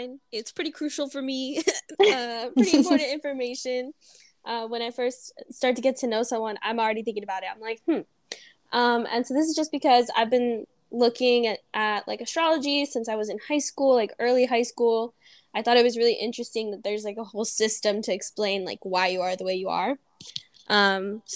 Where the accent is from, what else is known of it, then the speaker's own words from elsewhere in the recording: Beaumont, California, United States; I'm from Beaumont, California